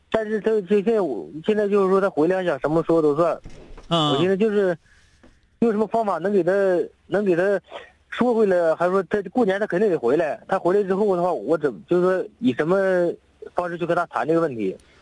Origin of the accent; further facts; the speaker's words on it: Songyuan, Jilin, China; 我母亲今年是七十岁，现在在我们老家松园